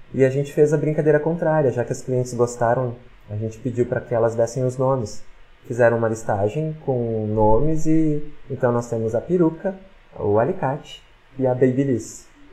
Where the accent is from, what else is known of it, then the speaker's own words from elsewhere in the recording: Porto Alegre, Rio Grande do Sul, Brazil; moved away as an adult; now in Caxias do Sul, Brazil; eu sou de Porto Alegre. Quando eu vim pra cá, eu não conhecia ninguém